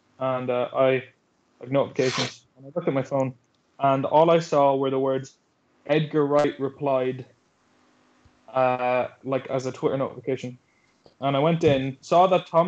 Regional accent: Ireland; We're awfully Irish

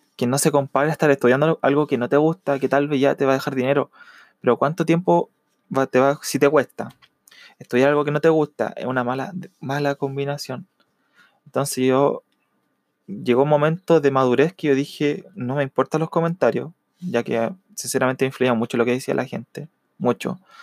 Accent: Chile; Yo soy de Chile

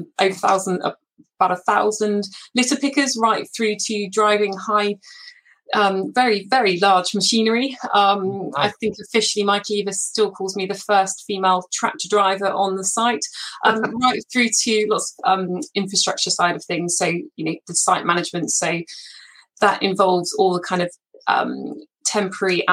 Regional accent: Somerset, South West England, United Kingdom; I grew up in Somerset on our family farm.

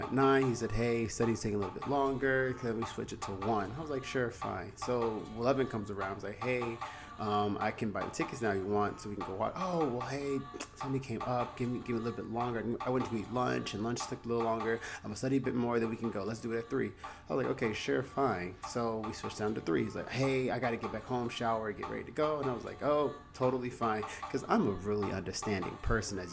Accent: the South, United States; moved away as an adult; now in Los Angeles, United States; I'm from the South.

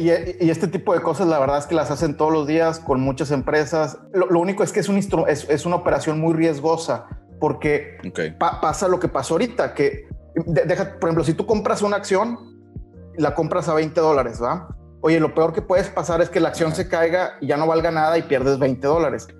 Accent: Mexico; somos aquí de México

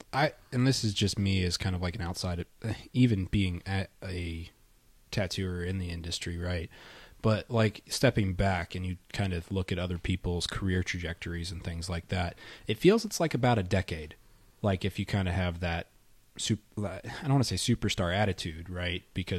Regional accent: New York, United States; Dude, I'm from New York.

